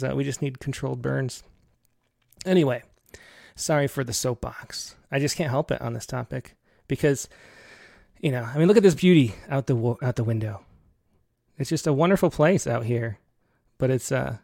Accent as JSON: {"language": "English", "region": "New York", "country": "United States", "moved": "yes", "said": "I was from New York"}